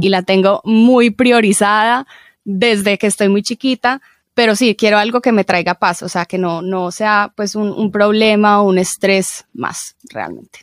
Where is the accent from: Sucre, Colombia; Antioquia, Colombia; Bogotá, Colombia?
Antioquia, Colombia; Medellín; crecí en Medellín